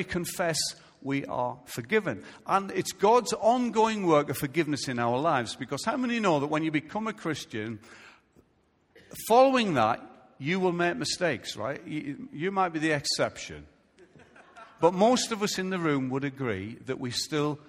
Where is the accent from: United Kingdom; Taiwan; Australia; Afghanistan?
United Kingdom; I'm a British citizen